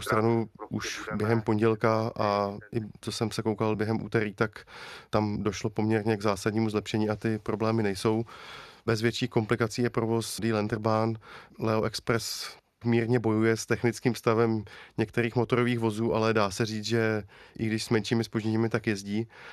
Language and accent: Czech; Liberec, Liberec Region, Czechia; jsem z Liberce